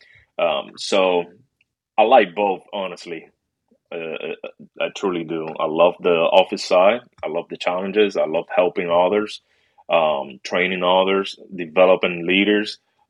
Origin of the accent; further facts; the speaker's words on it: Springfield, Massachusetts, United States; also born or lived in Puerto Rico; I'm originally from Massachusetts, Springfield. A little bit after I was like seven years old, somewhere around there, we moved to Puerto Rico for about 10 years. Then after that, we moved back home to Springfield, Mass.